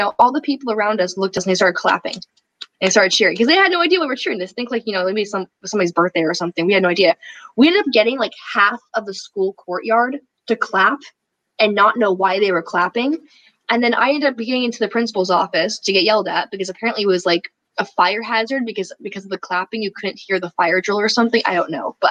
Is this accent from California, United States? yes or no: yes; Berkeley, California, United States; I grew up in Berkeley, California. I was raised by liberals